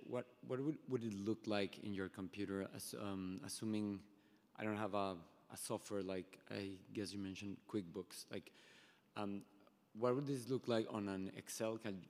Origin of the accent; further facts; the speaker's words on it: Mexico City, Mexico; I'm from Mexico City, so a lot of what you're talking about doesn't apply to me, sadly.